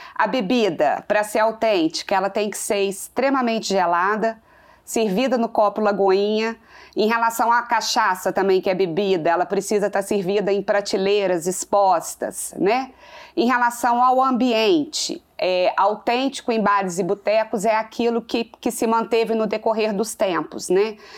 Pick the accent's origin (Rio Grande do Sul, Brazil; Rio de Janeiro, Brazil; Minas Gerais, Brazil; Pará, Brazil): Minas Gerais, Brazil; Manhumirim; sou do interior sim, sou de Manhumirim, né, na zona da Mata Mineira. E o que tem no interior é, é, exatamente essa questão de família, né? Foi no interior que eu cresci